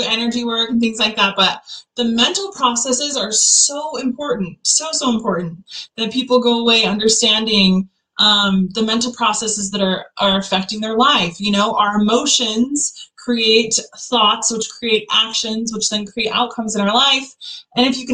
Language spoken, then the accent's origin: English; Utah, United States; I'm from Utah originally, born and raised